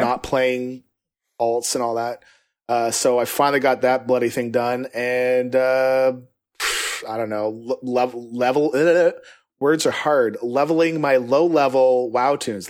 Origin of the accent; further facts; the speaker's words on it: Canada; I'm from Canada